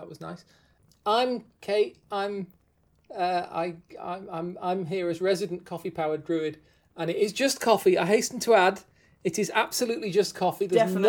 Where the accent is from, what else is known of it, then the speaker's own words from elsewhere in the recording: United Kingdom; we're British